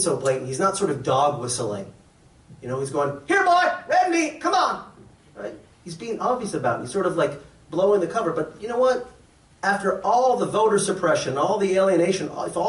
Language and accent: English; Massachusetts, United States; not really a New York Jew. I grew up in Massachusetts.